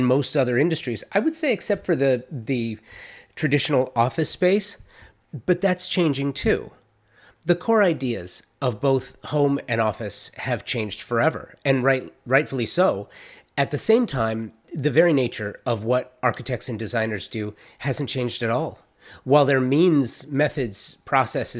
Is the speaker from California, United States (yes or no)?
yes; Los Angeles, California, United States; I'm a native Angeleno, born and raised in Los Angeles, the Valley, to be more specific